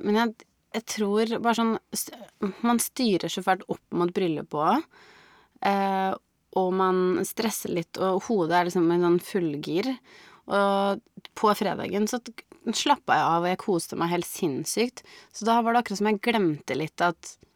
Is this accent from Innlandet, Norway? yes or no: yes; Biri, Innlandet, Norway; hjemme på Biri